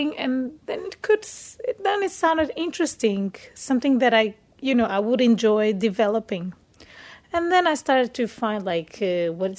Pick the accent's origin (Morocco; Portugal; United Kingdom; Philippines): Portugal; moved away as an adult; now in Denmark; I am from Portugal